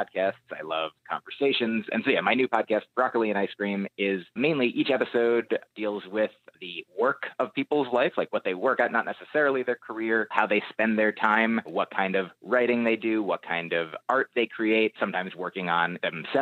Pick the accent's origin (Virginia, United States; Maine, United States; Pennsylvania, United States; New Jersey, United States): New Jersey, United States; moved away as an adult; also born or lived in Boston; now in New York City, United States; I grew up in New Jersey, lived in Boston for college and started doing comedy there, and then moved to New York